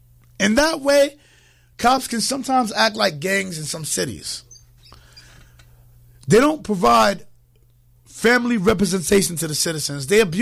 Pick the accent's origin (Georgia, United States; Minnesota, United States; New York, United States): New York, United States; Harlem; now in Connecticut, United States; I'm originally from Harlem. But then the rent for an apartment went up to like $3 million a month. So here I am in Connecticut now on an extended stay vacation.